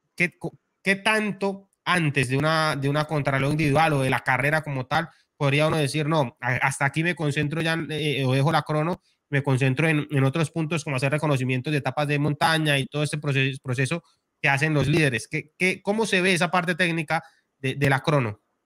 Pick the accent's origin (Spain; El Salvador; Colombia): Colombia; Bucaramanga, Santander; yo soy de Bucaramanga